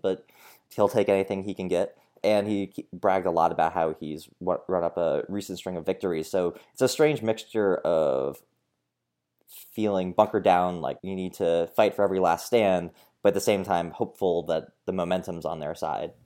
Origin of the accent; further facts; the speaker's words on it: Minnesota, United States; as a Minnesotan